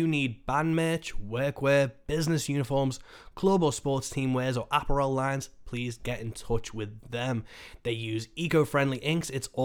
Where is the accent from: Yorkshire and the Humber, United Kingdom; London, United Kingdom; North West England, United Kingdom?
North West England, United Kingdom; Birkenhead; we're in my hometown in Birkenhead